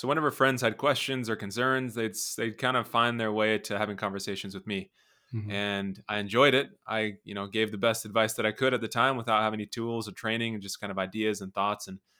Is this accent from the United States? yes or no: yes; Las Vegas, Nevada, United States; I'm from Las Vegas. Okay. And I've been here my whole life, and I'm 36 years old.